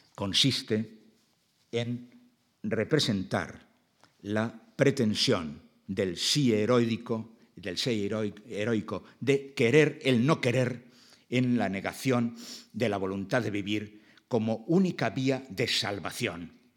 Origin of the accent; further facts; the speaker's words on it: Basque Country, Spain; mi País Vasco